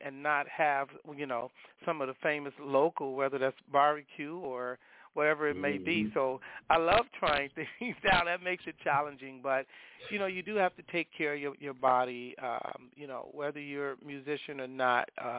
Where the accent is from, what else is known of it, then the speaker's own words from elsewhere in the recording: Chicago, Illinois, United States; I'm originally from Chicago. That's my base